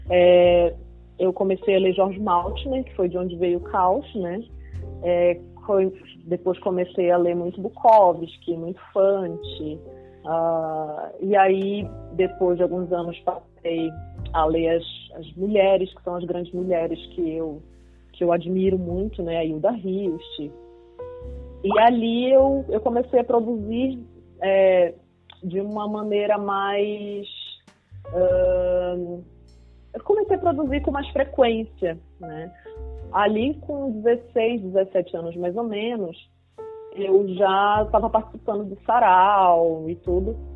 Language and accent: Portuguese; Belém, Pará, Brazil; eu sou de Belém